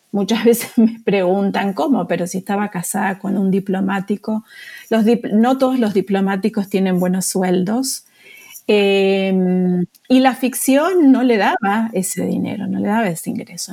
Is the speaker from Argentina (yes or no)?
yes; Argentina; moved away as an adult; now in United States; yo soy argentina, residente acá en Estados Unidos y me vine a hacer el doctorado